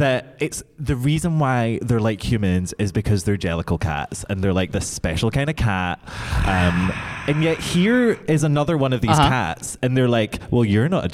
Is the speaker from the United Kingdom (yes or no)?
yes; United Kingdom; I'm so British